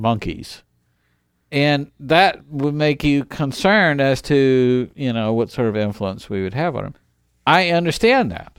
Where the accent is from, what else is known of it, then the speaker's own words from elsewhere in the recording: United States; we are American